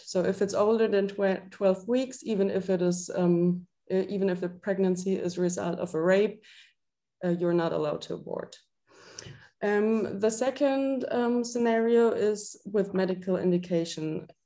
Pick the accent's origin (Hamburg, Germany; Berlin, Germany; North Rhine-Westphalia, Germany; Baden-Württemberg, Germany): Baden-Württemberg, Germany; Freiburg; moved away as an adult; now in Würzburg, Germany; I'm like originally from Freiburg. I don't know if you know that that's in the southwest of Germany.